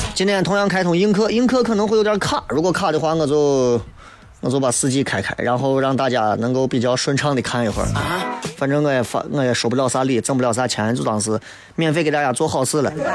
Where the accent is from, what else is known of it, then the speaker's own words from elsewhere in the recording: China; 作为中国人